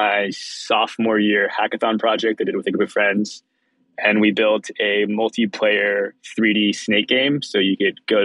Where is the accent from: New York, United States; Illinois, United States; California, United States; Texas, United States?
California, United States; Palo Alto; also born or lived in Israel; I moved to the Bay Area from Israel when I was young, and then I grew up mostly in Palo Alto